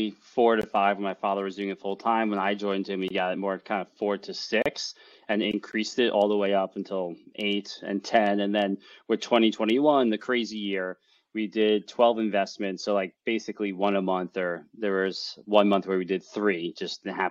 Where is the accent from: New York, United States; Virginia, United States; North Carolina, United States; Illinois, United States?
New York, United States; also born or lived in Syracuse / Long Island; I'm a New Yorker born and bred.